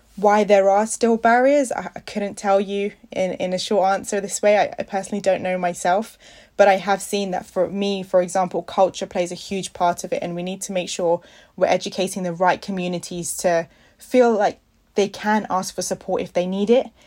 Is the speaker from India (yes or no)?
yes; India; I'm an Indian